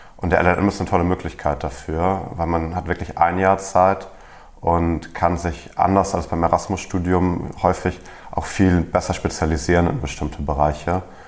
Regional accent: Germany; als Deutscher

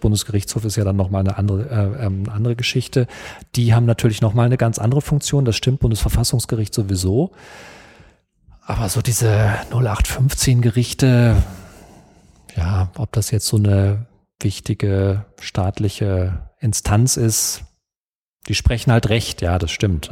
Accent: Detmold, North Rhine-Westphalia, Germany; ich bin in Detmold aufgewachsen, in Westdeutschland

